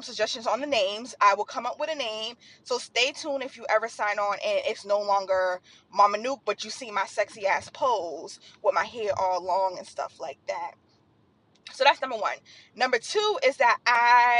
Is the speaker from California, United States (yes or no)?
no; Boston, Massachusetts, United States; I'm from Boston